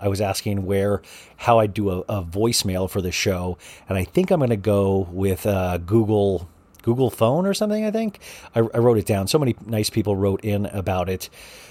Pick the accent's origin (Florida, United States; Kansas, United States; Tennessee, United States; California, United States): Kansas, United States; Olathe; now in Paradise Valley, United States; I was from Olathe, Kansas, and then we moved to Paradise Valley, Arizona, and I didn't know what gay was, you know.